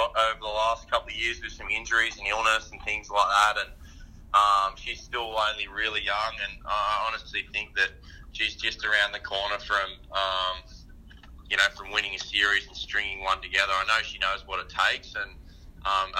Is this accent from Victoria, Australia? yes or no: no; South Coast, New South Wales, Australia; moved away; also born or lived in Mooloolaba / Surfers Paradise; I grew up on the South Coast.